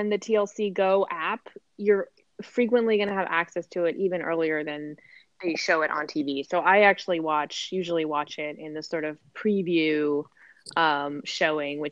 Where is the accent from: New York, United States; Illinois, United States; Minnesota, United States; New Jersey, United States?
New Jersey, United States; I'm from New Jersey, born and raised, of course, proud